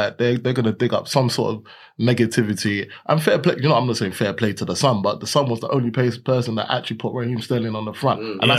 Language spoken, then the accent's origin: English; London, United Kingdom; I'm from Harsden, so Stonebridge is on my doorstep.